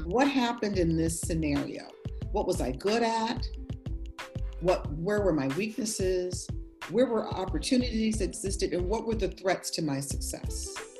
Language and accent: English; Buffalo, New York, United States; moved away; I grew up, I was born in Buffalo, New York